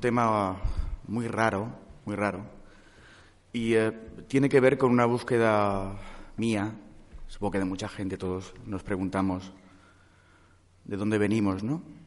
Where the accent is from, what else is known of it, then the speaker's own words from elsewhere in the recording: Vitoria-Gasteiz, Basque Country, Spain; now in Madrid, Spain; yo nací en Vitoria-Gasteiz